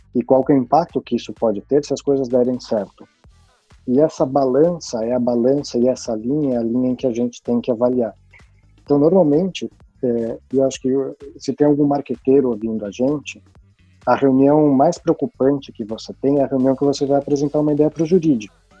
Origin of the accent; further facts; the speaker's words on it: Brazil; moved away as an adult; eu até hoje me sinto, mesmo estando fora do Brasil já